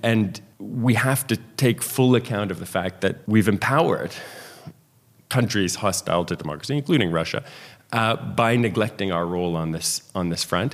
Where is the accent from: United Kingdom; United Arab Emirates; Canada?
Canada; I, as a former Canadian immigration minister